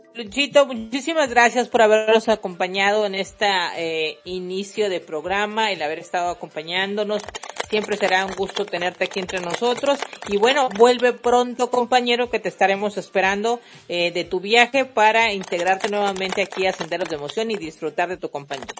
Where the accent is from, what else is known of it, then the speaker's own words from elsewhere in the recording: Mexico; accent: Mexican; Mexicana, por favor, modo mexicano activado